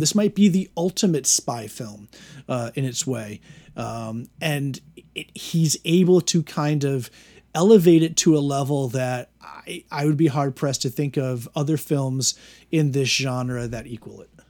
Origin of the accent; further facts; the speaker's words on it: United States; as an American in twenty twenty